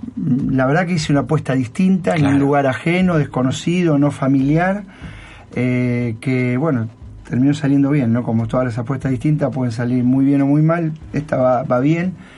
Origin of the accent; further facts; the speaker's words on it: Argentina; moved away as an adult; also born or lived in Alicante / Rafaela; now in Japan; soy argentino